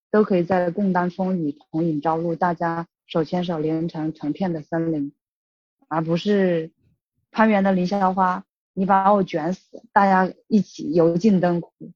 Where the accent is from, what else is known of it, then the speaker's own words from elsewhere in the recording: Hubei, China; moved away; 我是湖北来的